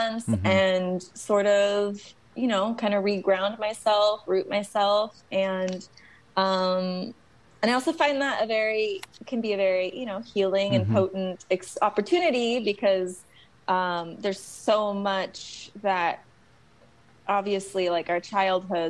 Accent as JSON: {"language": "English", "town": "Lodi", "region": "California", "country": "United States", "tie": "born or raised there", "also_born_or_lived": "Modesto / Oakland / New York", "moved": "as an adult", "lives_now": "San Francisco, United States", "said": "I grew up in Lodi, born in Modesto"}